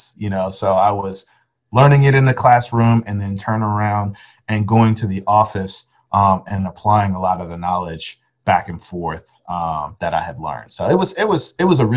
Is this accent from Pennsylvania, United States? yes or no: no; Arlington, Texas, United States; I'm from Arlington, when I enrolled in the University of Texas at Arlington